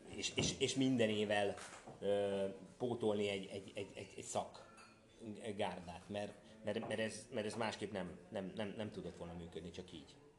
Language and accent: Hungarian; Tihany, Veszprém County, Hungary; also born or lived in Budapest; now in Tihany, Hungary; én ugye Tihanyba születtem, tehát én oda valósi vagyok, aztán fölköttem Pestre